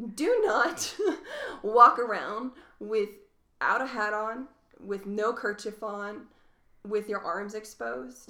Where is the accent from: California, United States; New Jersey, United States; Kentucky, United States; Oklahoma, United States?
Kentucky, United States; Louisville; also born or lived in Tidewater, Virginia; now in Reno, United States; I grew up in Louisville, Kentucky